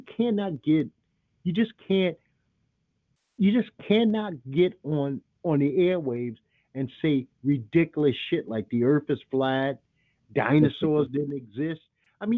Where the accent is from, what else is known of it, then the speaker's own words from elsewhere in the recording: New York, United States; my hometown, which I'm not a fan of, the New York Knicks